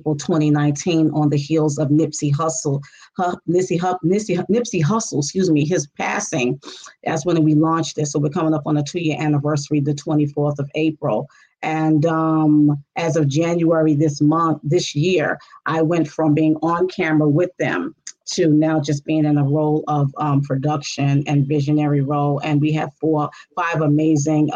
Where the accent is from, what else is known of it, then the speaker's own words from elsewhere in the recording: Stone Mountain, Georgia, United States; also born or lived in New York City; I am from Atlanta, Georgia, specifically Stone Mountain, Georgia